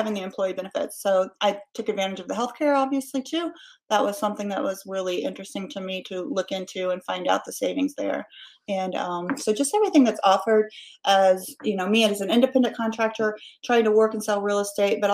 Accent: Indianapolis, Indiana, United States; moved away; also born or lived in Carmel, Indiana; I'm from the Indianapolis area

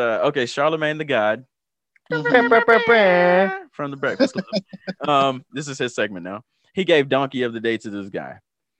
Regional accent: the South, United States; I am from the Twerk Nation, the South.

